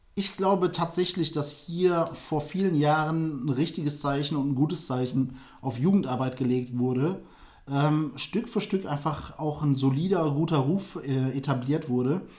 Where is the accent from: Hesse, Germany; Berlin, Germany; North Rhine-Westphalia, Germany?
North Rhine-Westphalia, Germany; Düsseldorf; für mich als Düsseldorfer